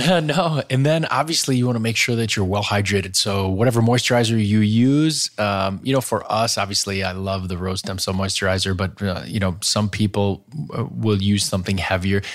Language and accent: English; Wisconsin, United States; I grew up in Wisconsin